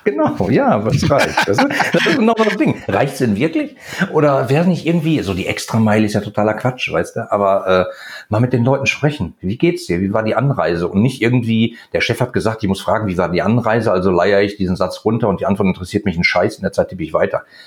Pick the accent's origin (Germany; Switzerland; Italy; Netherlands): Germany; Ruhr area, North Rhine-Westphalia; ich komme aus dem Ruhrgebiet